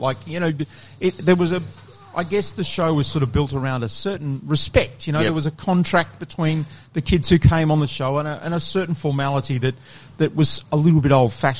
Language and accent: English; Fremantle, Western Australia, Australia; Was lucky to do that in Perth, in Fremantle